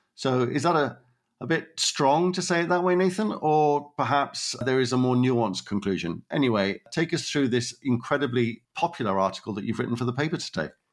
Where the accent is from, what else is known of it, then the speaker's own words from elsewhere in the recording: Wales, United Kingdom; as a Welshman